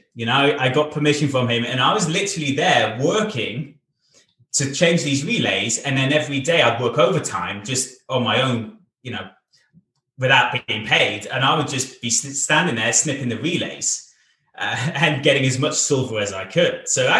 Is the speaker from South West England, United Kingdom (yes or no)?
yes; Bath, South West England, United Kingdom; now in Wales; And we moved from Bath, my home city in England. We moved over to Wales. So over to Cardiff in Wales, the capital city of Wales